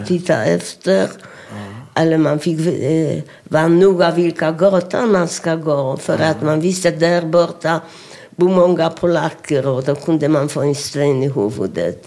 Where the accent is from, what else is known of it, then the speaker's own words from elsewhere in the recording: Sosnowiec, Silesian Voivodeship, Poland; Swedish is a second language; also born or lived in Oświęcim; now in Sweden; jag föddes i Oświęcim. Mm. Och 1932 flyttade vi till Sosnowiec.